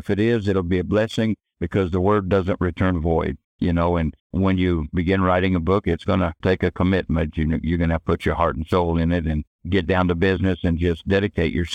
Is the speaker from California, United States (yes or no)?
yes; Los Angeles, California, United States; I was raised in Los Angeles